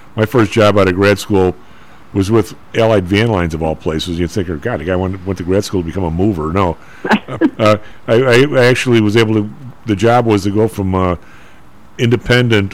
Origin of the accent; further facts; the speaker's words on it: Chicago, Illinois, United States; I'm from the South Side